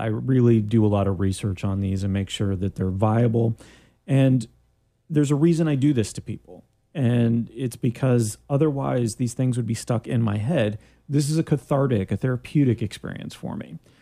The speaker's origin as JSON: {"language": "English", "country": "Canada", "moved": "yes", "lives_now": "Orlando, United States", "said": "I'm from Canada"}